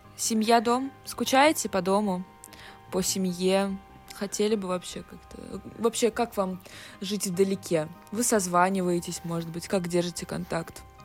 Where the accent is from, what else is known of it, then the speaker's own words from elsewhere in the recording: Moscow, Russia; Я, конечно, из Москвы